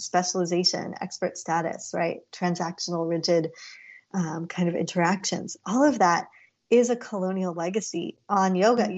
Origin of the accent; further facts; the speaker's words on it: India; as an Indian girl and then women growing up, we always said namaste or namaskar to our elders.